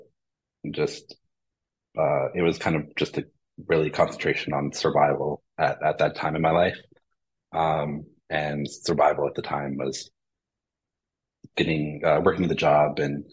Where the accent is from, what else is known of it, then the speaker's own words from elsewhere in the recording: Midwest, United States; I grew up in the Midwest